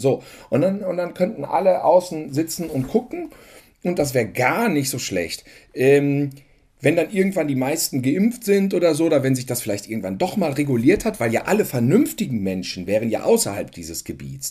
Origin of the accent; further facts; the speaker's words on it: North Rhine-Westphalia, Germany; bei uns in NRW